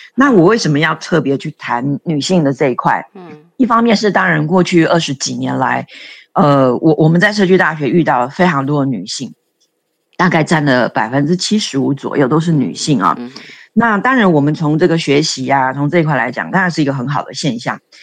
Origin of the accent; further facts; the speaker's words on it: Taiwan; 我们台湾人可能就是不好意思嘛